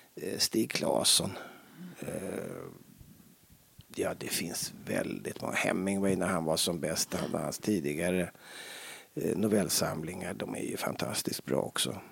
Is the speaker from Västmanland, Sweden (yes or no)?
no; Stockholm, Stockholm County, Sweden; jag är uppvuxen på Lilla Essingen i Stockholm